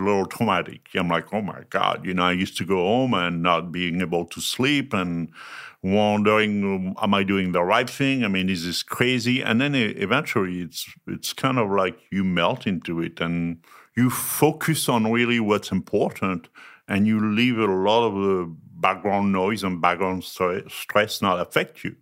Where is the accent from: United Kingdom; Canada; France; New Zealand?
France; English is a second language; moved away as an adult; also born or lived in north of Paris / southwest France / Germany; From France, born and raised